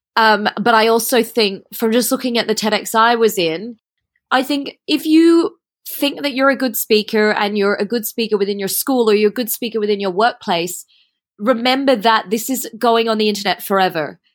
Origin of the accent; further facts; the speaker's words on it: Australia; also born or lived in Switzerland; now in Singapore; I went to study there as a Australian, Asian person in the European environment